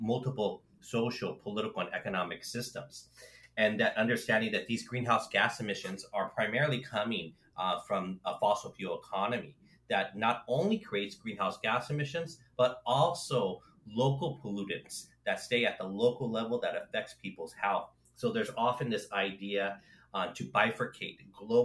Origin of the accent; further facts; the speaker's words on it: Los Angeles, California, United States; I grew up in Los Angeles, in California